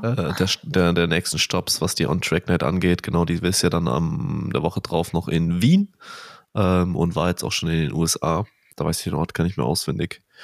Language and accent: German; Bavaria, Germany; für mich als Bayer hier